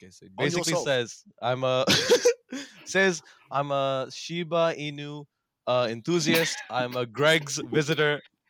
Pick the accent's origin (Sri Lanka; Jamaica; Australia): Sri Lanka; moved away; also born or lived in Bahrain / UAE; I'm originally from Sri Lanka, but then I lived 2 years in Bahrain and then like 9 years here and then like 10, 11 years here.